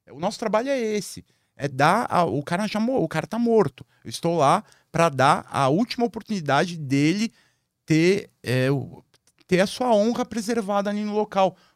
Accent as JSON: {"language": "Portuguese", "region": "São Paulo", "country": "Brazil", "said": "sou paulista."}